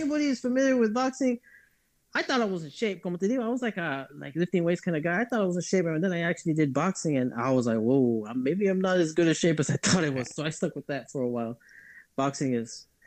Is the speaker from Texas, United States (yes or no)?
yes; Edinburg, Texas, United States; I am from a little area in the forgotten part of the country called the Valley, Texas. 956 is the area code. City is Edinburgh